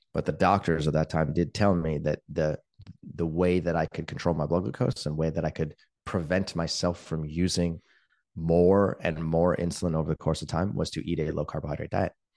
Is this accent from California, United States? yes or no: yes; Palo Alto, California, United States; I grew up in Palo Alto in the nineteen eighties